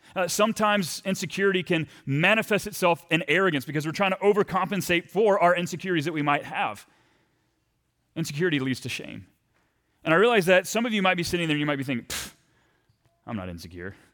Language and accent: English; Texas, United States; moved away as an adult; also born or lived in Saint Paul, Minnesota; I'm from Texas